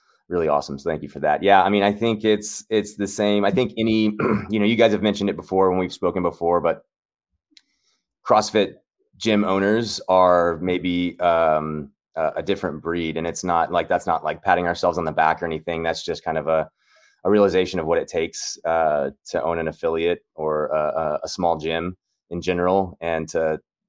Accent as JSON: {"language": "English", "town": "Houston", "region": "Texas", "country": "United States", "tie": "born or raised there", "also_born_or_lived": "Madrid", "moved": "yes", "said": "growing up in Houston, Texas, I was a soccer player."}